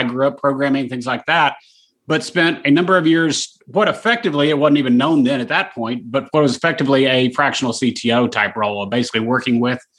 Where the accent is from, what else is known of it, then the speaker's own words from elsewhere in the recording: Dallas, Texas, United States; Born and raised, yeah, here forever